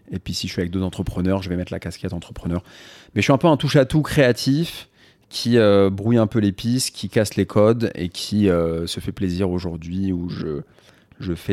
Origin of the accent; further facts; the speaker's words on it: Paris, Île-de-France, France; Je suis né à Paris dans le 13e. Après, on a vécu un peu dans le 2 vers la.